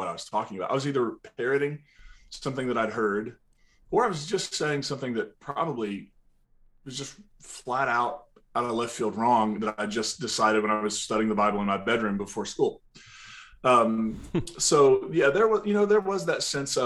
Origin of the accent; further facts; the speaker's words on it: Eastern Kentucky, United States; also born or lived in West Virginia; now in Nashville, United States; I grew up, you know, in a holler in Eastern Kentucky